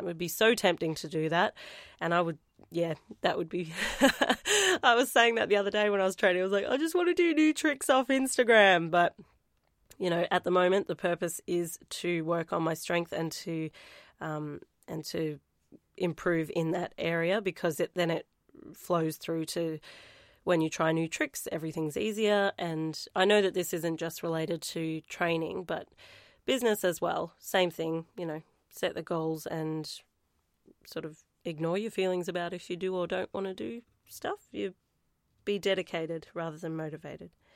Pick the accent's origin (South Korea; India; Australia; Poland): Australia; Warrnambool, Victoria; my hometown.